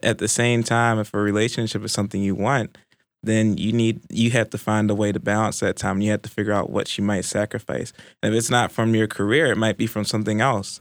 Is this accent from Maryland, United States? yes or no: yes; Baltimore, Maryland, United States; moved away; originally from Baltimore, Maryland